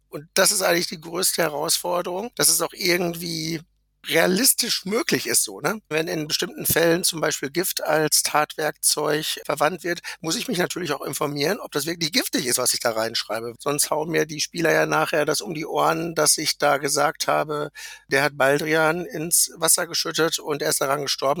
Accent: Lübbecke, North Rhine-Westphalia, Germany; Ich komme aus Lüchte an der Grenze zu Niedersachsen von Nordrhein-Westfalen

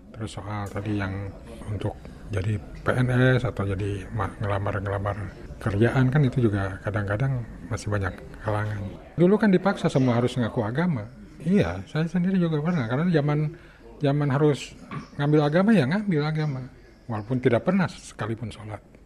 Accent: Panjalu, West Java, Indonesia; moved away; di kampung saya kan di Panjalu

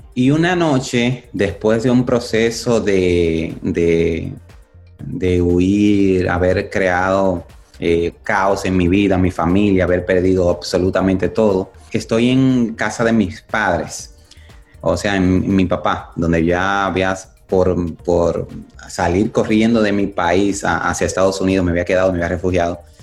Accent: Dominican Republic; now in United States; yo nací en República Dominicana

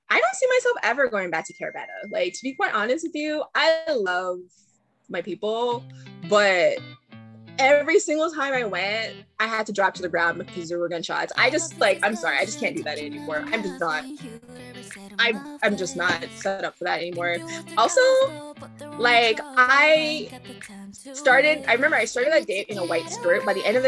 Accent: Canada; I'm technically a Canadian

